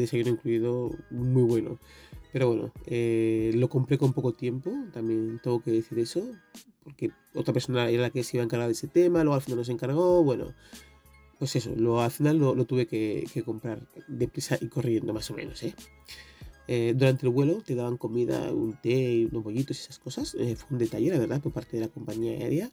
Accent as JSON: {"language": "Spanish", "country": "Equatorial Guinea", "said": "en mi país"}